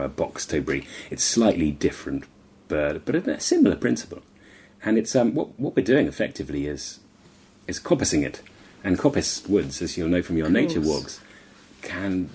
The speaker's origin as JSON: {"language": "English", "area": "Hampshire", "region": "South East England", "country": "United Kingdom", "tie": "born or raised there", "said": "I grew up in Hampshire at the foot of Shoulder of Mutton Hill"}